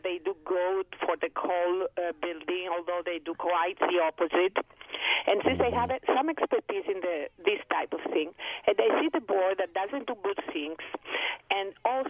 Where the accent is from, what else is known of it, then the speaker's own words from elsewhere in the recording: Greece; accent: Greek; English is a second language; now in New York, United States; I'd like to waste more of your time with my funny Greek accent here.